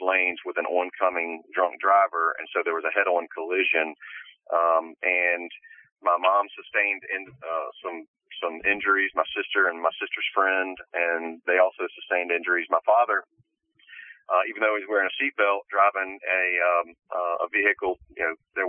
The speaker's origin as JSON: {"language": "English", "town": "Mobile", "region": "Alabama", "country": "United States", "tie": "born or raised there", "also_born_or_lived": "Birmingham, Alabama", "said": "born and raised in Mobile"}